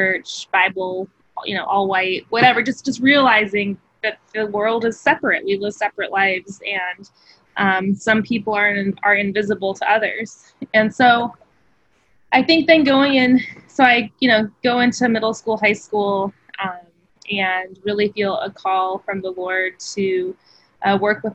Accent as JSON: {"language": "English", "town": "Phoenix", "region": "Arizona", "country": "United States", "tie": "born or raised there", "said": "I grew up in Phoenix, Arizona in the West Valley"}